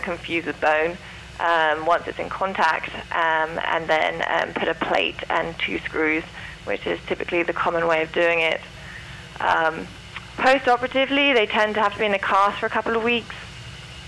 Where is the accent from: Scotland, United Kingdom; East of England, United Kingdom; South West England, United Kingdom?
East of England, United Kingdom; St Albans; moved away; I'm from England also, near